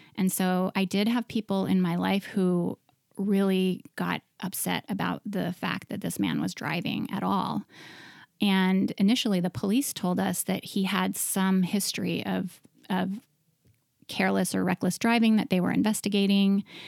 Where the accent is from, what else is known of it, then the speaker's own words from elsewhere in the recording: Montana, United States; moved away as an adult; also born or lived in New York City; I grew up in Montana